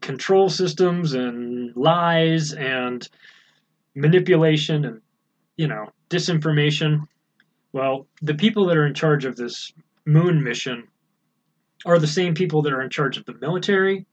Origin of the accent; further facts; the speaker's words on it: United States; I'm an American